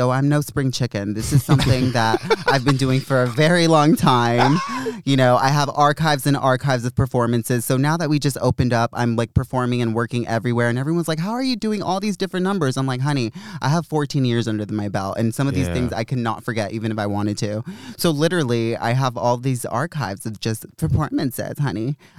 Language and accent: English; Los Angeles, California, United States; accent: Valley girl; moved away as an adult; now in London, United Kingdom; I'm born and raised in a little village on the west coast of America. It's called Los Angeles.